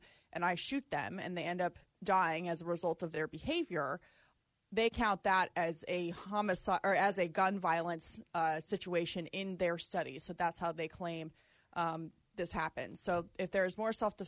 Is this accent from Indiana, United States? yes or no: no; Arizona, United States; My home state of Arizona